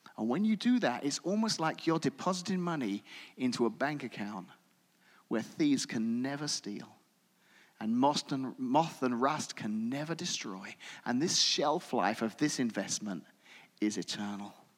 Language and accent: English; England, United Kingdom; moved away as an adult; now in United States; having spent my entire childhood and young adult life growing up in England